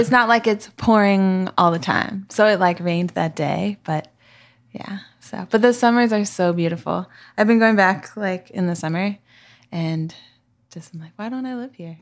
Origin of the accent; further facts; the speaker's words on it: Seattle, Washington, United States; moved away; I'm from Seattle